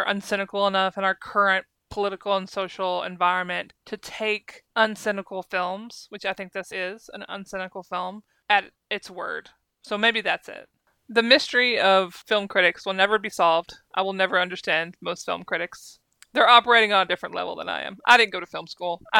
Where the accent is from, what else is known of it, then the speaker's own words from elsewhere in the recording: United States; as an American who used to watch her talk show